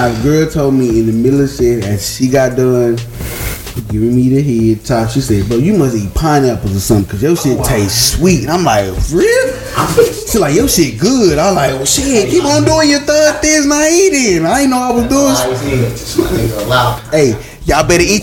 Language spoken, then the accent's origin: English; Shreveport, Louisiana, United States; I'm from Louisiana. I'm a down south ass nigga